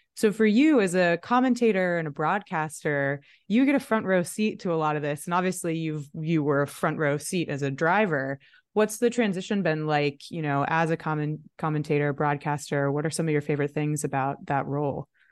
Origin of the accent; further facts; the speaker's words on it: United States; we're obviously American